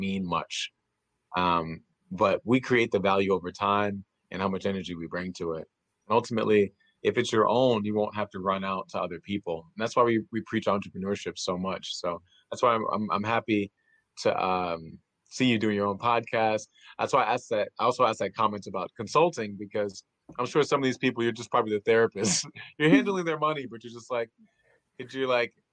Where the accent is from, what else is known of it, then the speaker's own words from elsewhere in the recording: New York, United States; I'm from New York